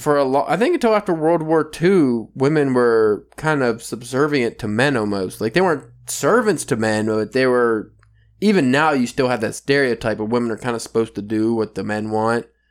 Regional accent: United States; I'm from America

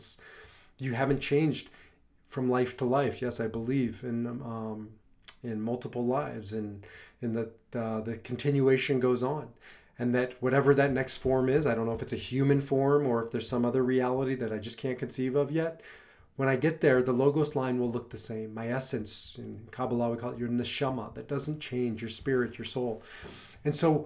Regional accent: Nebraska, United States; now in Colorado, United States; I grew up in Nebraska

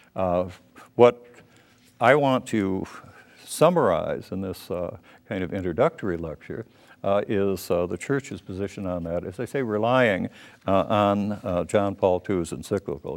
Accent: Minneapolis, Minnesota, United States; I was born in Minneapolis

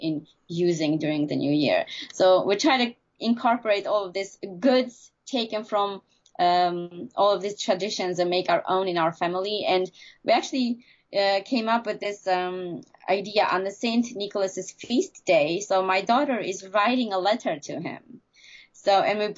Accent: Armenia; moved away; growing up in Armenia

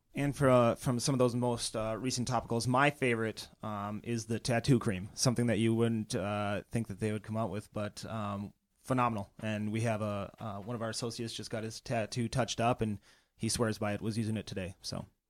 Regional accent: northern Minnesota, United States; moved away as an adult; also born or lived in Portland, Oregon / Bozeman, Montana; now in Chicago, United States; I grew up in, uh, northern Minnesota

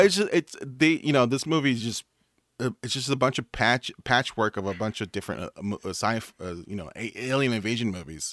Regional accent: United States; I'm American

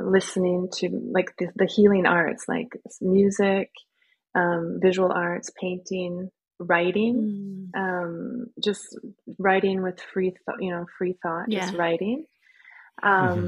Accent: Midwest, United States; moved away as an adult; now in Norway; I'm American living in Norway

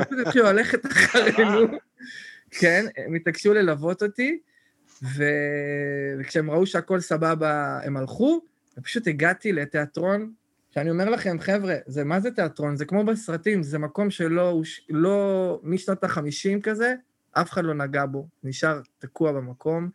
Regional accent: Netanya, Central District, Israel; moved away as an adult; כל החבר'ה מהילדות, כאילו, שאנחנו חבורה, כולם, אולי שניים נשארו בנתניה

